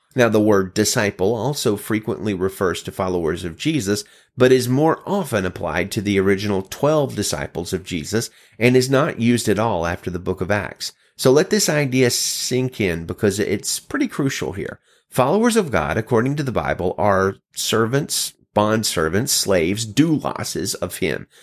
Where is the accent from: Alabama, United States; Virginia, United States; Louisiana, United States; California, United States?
Alabama, United States; As a child of the South, born and raised in Alabama